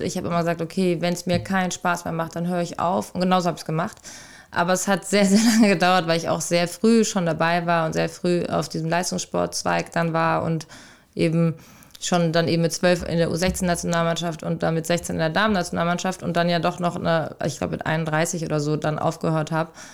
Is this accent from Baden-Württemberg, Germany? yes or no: no; Rüsselsheim, Hesse, Germany; moved away; also born or lived in Hamburg; in meiner Heimatstadt Rüsselsheim aus der Arbeiter, also ich ist ja eine Arbeiterstadt, aus der ich komme.